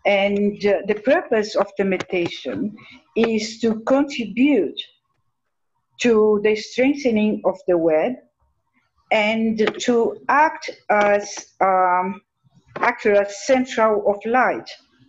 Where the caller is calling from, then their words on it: Resende, Rio de Janeiro, Brazil; I'm talking from Brazil. In Brazil, we have two units of service of Triangle and Goodwill. And one of the group is 30 years old. And the other group was started by a disciple, is going to be this year 43 years old. So in Resende, where I live